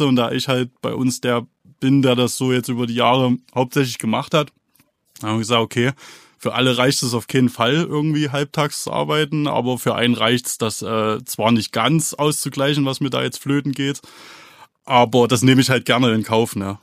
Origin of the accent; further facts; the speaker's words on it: Thuringia, Germany; wir sind Thüringer Jungs und das werden wir auch bleiben